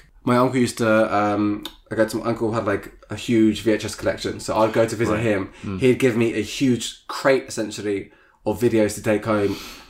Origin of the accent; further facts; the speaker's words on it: Luton, East of England, United Kingdom; I grew up in Luton, so like in this small town, which isn't like, you know, known that much for like, you know, artistry.